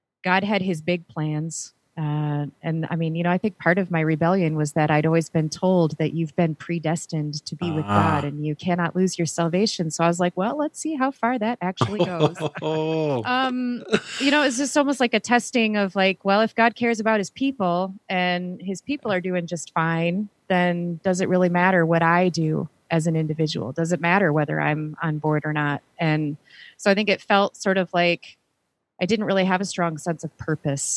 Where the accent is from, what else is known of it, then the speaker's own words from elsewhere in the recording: Grand Rapids, Michigan, United States; also born or lived in California; I actually grew up right here in Grand Rapids.